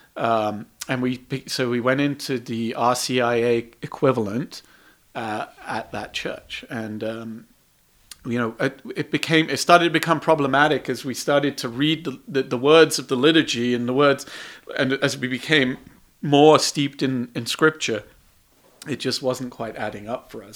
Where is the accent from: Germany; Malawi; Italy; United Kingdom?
United Kingdom; England; now in United States; I was raised in England